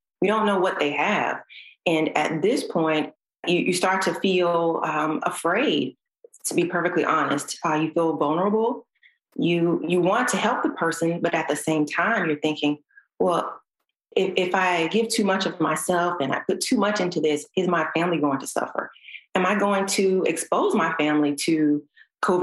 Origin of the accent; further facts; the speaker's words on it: Georgia, United States; Born and raised in Georgia